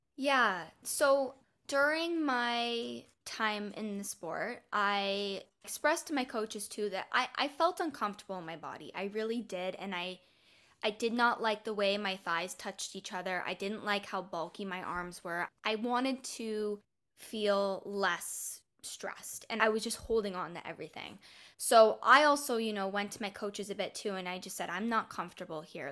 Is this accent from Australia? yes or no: no; Canada; now in Ontario, Canada; Canada's Olympic coaches were starting a club in my hometown.